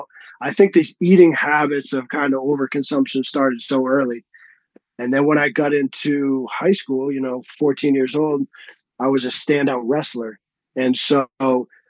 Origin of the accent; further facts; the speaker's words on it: a suburb outside of Boston, Massachusetts, United States; moved away as an adult; also born or lived in Texas; now in Colorado, United States; I grew up in like a suburb outside of Boston